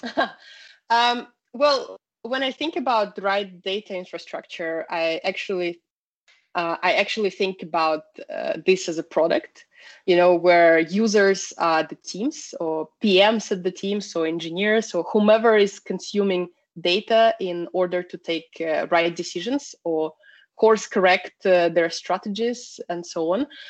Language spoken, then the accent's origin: English; Russia; moved away as an adult; now in Sweden; originally, I'm from Russia.